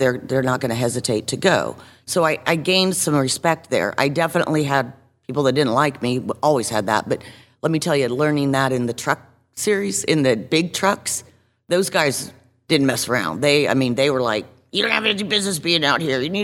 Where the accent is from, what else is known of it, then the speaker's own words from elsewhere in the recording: Iowa, United States; moved away as an adult; also born or lived in Pennsylvania / Boone, North Carolina / Spartanburg, South Carolina; We grew up in Iowa